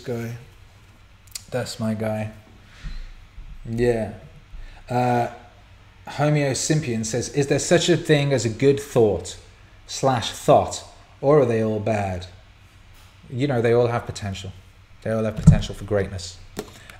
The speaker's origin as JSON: {"language": "English", "town": "Bangor", "region": "Wales", "country": "United Kingdom", "tie": "born or raised there", "said": "I grew up in North Wales, and in the little town I lived, just a tiny little town called Bangor"}